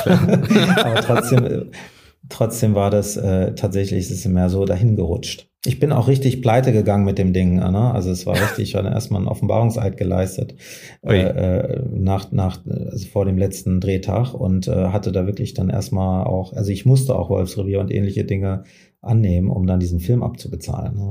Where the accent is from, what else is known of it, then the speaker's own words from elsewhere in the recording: Frankfurt, Hesse, Germany; Ich komme ja aus Frankfurt